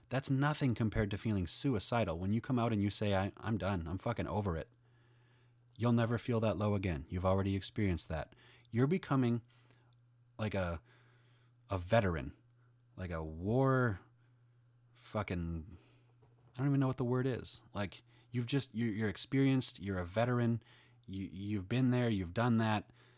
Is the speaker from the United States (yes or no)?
no; Denmark; I'm 30. I'm from Denmark.